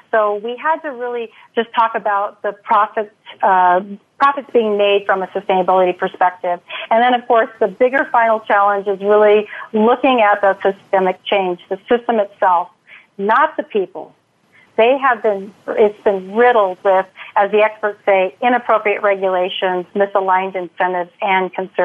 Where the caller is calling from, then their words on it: Texas, United States; also born or lived in San Diego; So today I'm calling from Texas. And just close to the West Coast, we're officially based out of San Diego, but I'm in Texas today.